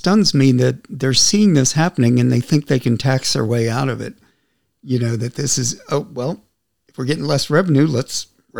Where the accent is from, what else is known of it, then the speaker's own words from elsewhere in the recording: Austin, Texas, United States; And I would tell people I was from Austin, Texas